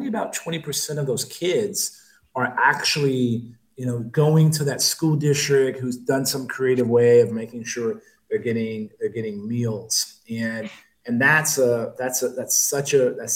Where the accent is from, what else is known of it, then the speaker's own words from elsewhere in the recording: San Antonio, Texas, United States; my hometown of San Antonio